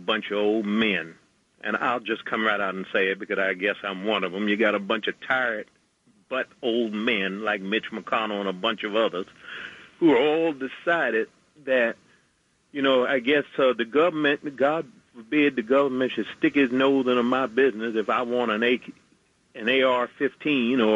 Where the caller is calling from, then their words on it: New York, United States; Calling from Queens, New York